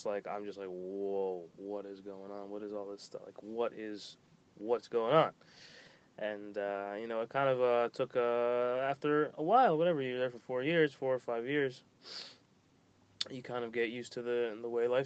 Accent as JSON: {"language": "English", "town": "Boca Raton", "region": "Florida", "country": "United States", "tie": "born or raised there", "also_born_or_lived": "Miami, Florida", "said": "So I moved to Boca when I was, like, young"}